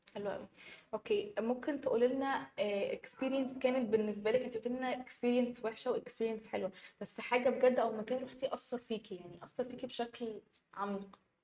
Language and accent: Arabic; Egypt; أنا في مصر ومصرية